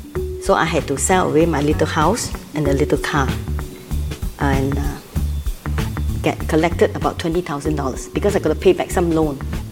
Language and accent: English; Singapore; I'm from Singapore